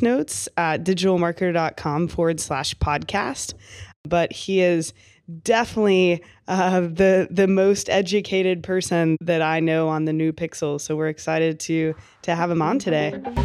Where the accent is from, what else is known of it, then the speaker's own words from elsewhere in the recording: Kentucky, United States; I was from Kentucky